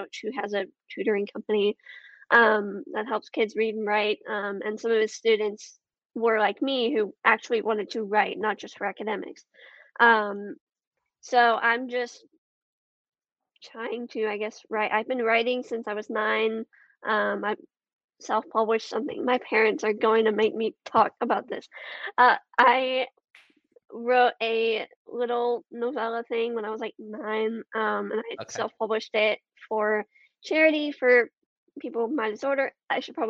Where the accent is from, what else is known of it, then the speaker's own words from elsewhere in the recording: Houston, Texas, United States; moved away as an adult; now in Virginia, United States; I am in Houston. I am currently in college